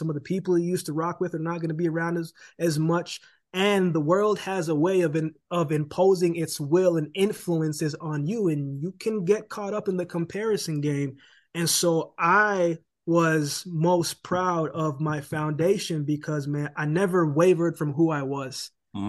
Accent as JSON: {"language": "English", "country": "Canada", "lives_now": "United States", "said": "How am I going to live in America and I'm Canadian and I don't have a work permit to even work, right?"}